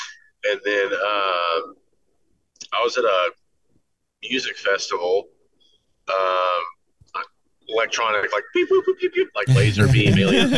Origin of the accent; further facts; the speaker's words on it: Texas, United States; now in Nashville, United States; Grew up in Texas. Got out to Nashville